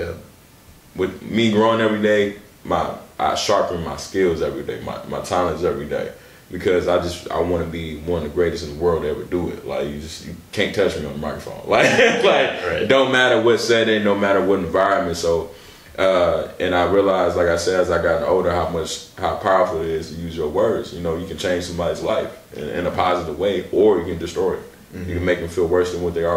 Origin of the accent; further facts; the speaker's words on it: Milwaukee, Wisconsin, United States; growing up in Milwaukee